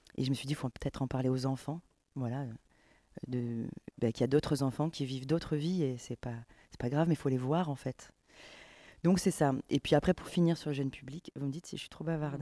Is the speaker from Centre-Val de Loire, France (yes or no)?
no; Camargue, Provence-Alpes-Côte d'Azur, France; j'ai grandi en Camargue